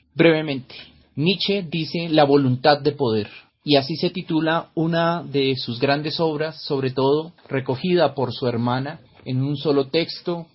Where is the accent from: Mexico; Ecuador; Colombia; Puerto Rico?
Colombia; Soy el filósofo colombiano